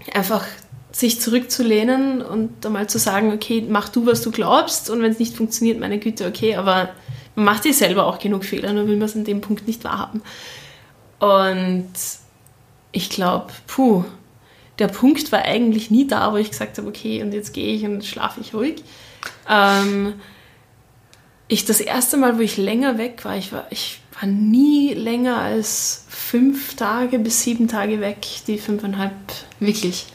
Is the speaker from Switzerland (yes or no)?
no; Austria; also born or lived in Shanghai; als Österreicherin